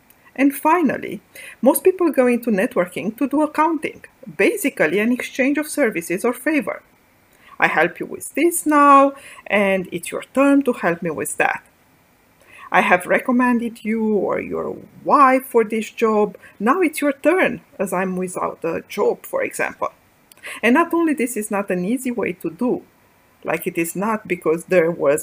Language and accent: English; Bucharest, Romania; moved away; I grew up in Bucharest, Romania, the first daughter of a small family.